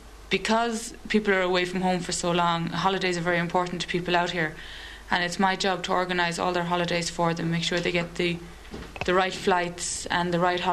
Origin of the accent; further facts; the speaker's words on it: Limerick, Munster, Ireland; moved away as an adult; now in Galway, Ireland; I'm from Limerick originally, but I'm stationed in Galway with the 1st Battalion at the moment.